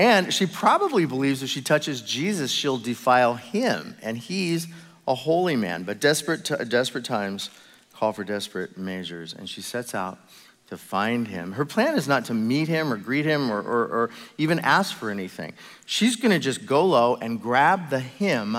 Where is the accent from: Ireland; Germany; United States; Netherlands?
United States; I'm American